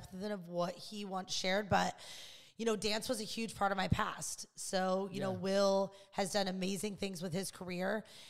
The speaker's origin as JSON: {"language": "English", "region": "Illinois", "country": "United States", "moved": "yes", "lives_now": "Los Angeles, United States", "said": "I'm from Illinois"}